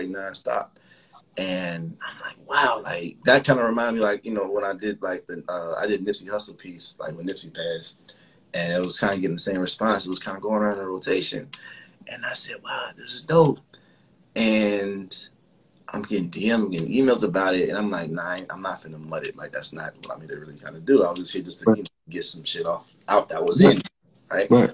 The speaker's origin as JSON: {"language": "English", "town": "Miami", "region": "Florida", "country": "United States", "also_born_or_lived": "Chicago, Illinois", "said": "I'm from, you know, Miami's home, but I was born in Chicago"}